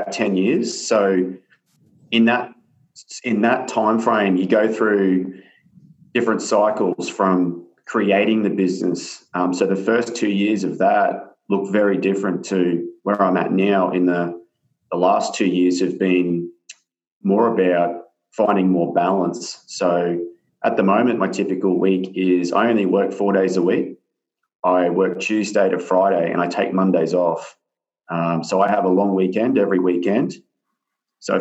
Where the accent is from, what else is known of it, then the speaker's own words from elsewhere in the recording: New South Wales, Australia; now in Sunshine Coast, Australia; I didn't grow up here. I grew up down in New South Wales in the country